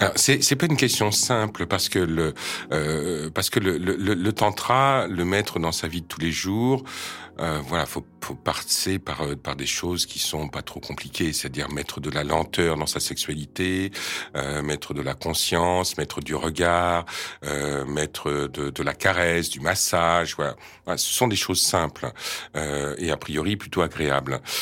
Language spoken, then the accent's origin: French; France; je viens de France France